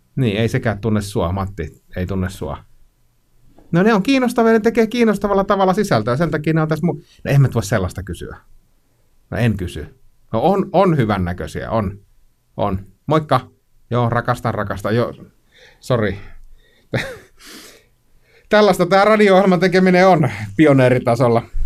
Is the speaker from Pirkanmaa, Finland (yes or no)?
no; Kainuu, Finland; mä itse Kainuusta kotoisin